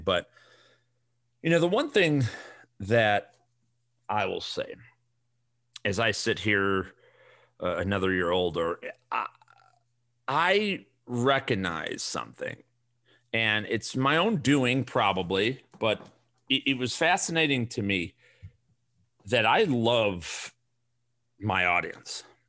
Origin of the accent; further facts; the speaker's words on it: Chicago, Illinois, United States; accent: thick Chicago; now in Arizona, United States; I moved from Chicago, where I got my thick Chicago accent